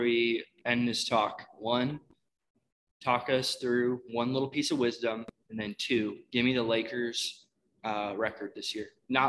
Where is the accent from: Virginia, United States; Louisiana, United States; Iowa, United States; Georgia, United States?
Iowa, United States; now in Nebraska, United States; I was born and raised in Iowa.